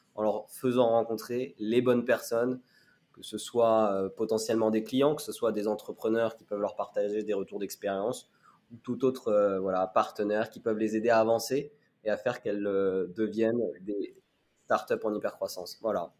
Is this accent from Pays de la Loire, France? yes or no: yes; Laval, Pays de la Loire, France; also born or lived in Addis Ababa, Ethiopia; je suis arrivé en France à l'âge de deux ans. Euh, j'ai été adopté par une famille française qui est basée à Laval